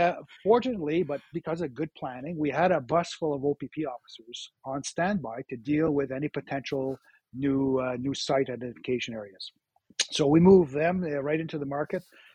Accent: Ottawa, Ontario, Canada; was born and raised in Ottawa and loved this city.

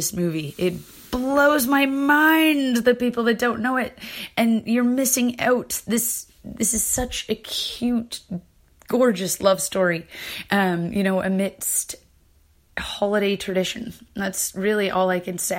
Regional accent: Canada; I'm from Canada

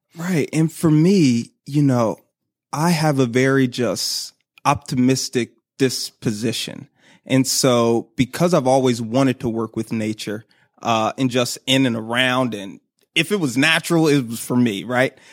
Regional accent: Philadelphia, Pennsylvania, United States; moved away as an adult; now in Baltimore, United States; I'm from Philly. And so I worked at my home zoo

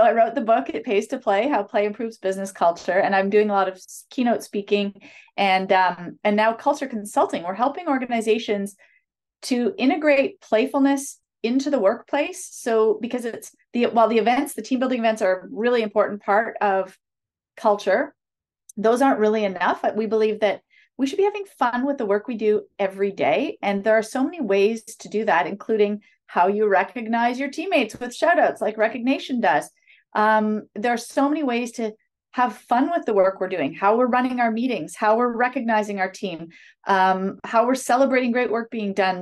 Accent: a city about four hours north of Toronto, Ontario, Canada; moved away as an adult; now in Toronto, Canada; grew up in a city s, about four hours north of Toronto

